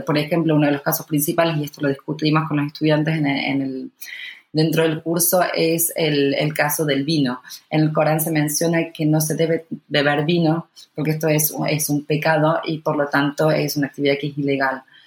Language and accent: Spanish; Argentina; siendo argentino